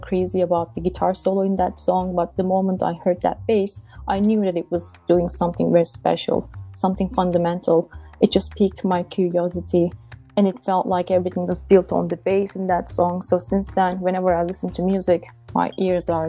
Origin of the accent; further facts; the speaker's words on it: Istanbul, Turkey; English is a second language; moved away; also born or lived in Ithaca, New York; I'm originally from Istanbul, Turkey